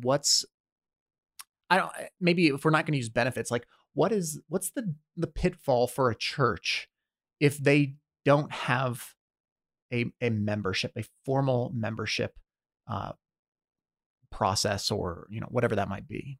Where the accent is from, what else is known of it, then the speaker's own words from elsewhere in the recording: United States; we are raised, born and raised in America